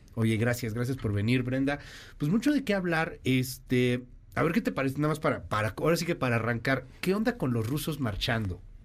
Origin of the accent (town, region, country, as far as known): Mexico